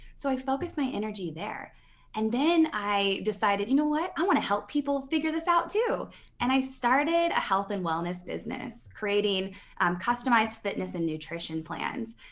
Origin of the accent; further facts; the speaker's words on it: Midwest, United States; I'm from the Midwest, and part of my paradigm, the mindset upbringing that I came